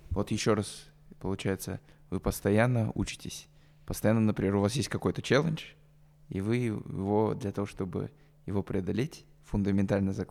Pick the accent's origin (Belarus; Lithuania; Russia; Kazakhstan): Kazakhstan; потому что я казах, ты индус